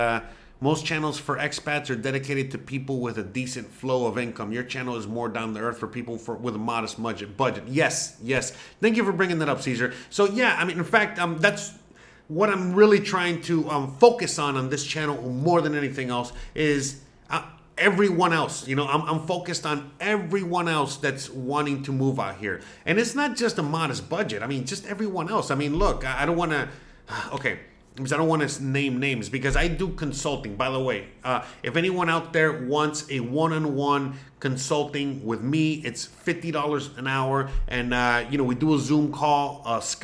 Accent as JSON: {"language": "English", "town": "Miami", "region": "Florida", "country": "United States", "tie": "born or raised there", "first_language": "Spanish", "second_language": "English", "moved": "as an adult", "lives_now": "Mérida, Mexico", "said": "I was born in Miami. My parents, okay, were Cuban"}